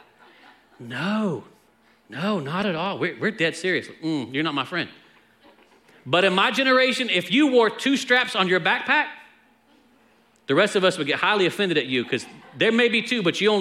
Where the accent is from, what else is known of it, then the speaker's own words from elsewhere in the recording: Texas, United States; I'm from Texas